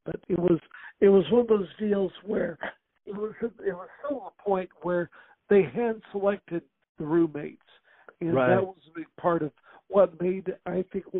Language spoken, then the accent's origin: English; Missouri, United States; Oh, no, I was not local, but I was at least from Missouri.